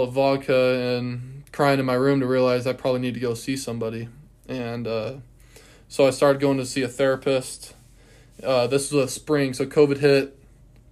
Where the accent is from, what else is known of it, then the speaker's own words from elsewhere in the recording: West Linn, Oregon, United States; moved away as an adult; now in Cheney, United States; I'm from Portland, Oregon, originally, a little bit outside Portland